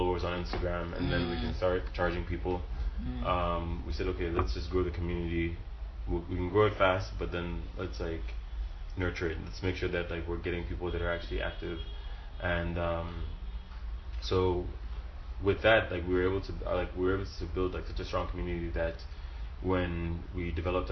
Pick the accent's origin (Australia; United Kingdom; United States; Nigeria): Nigeria; Lagos; growing up in Lagos